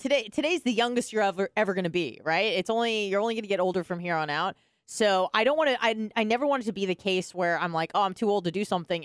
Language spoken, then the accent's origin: English; California, United States; moved away; I'm from California